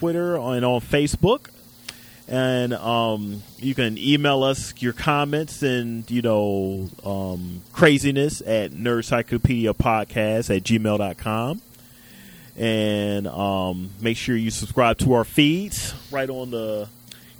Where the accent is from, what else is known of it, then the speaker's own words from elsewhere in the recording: Cleveland, Ohio, United States; moved away; I'm coming from Cleveland